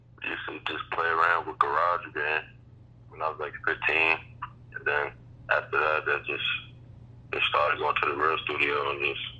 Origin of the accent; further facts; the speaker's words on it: New York City, New York, United States; now in Mount Vernon, United States; I'm originally from Queens, but you know I had to migrate out to Mount Vernon, New York. That's where we coming from.